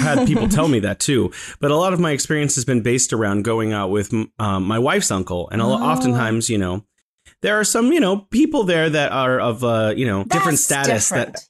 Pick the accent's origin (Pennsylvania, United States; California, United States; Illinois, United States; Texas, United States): California, United States; now in Wuhan, China; I am in beautiful Wuhan, China. I am originally from California in the U.S.